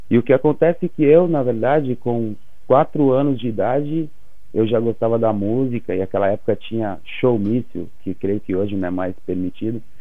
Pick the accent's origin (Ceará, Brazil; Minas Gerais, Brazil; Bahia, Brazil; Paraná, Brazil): Minas Gerais, Brazil; Viçosa; Eu sou de Minas Gerais. Sou de Viçosa.